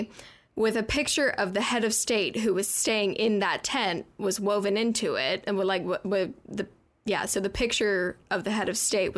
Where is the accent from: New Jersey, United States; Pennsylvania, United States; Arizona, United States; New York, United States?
Arizona, United States; Tucson; I'm from Tucson, Arizona. I'm smack dab in the middle of the desert. And growing up, like in the winter, it would get down to like 17 degrees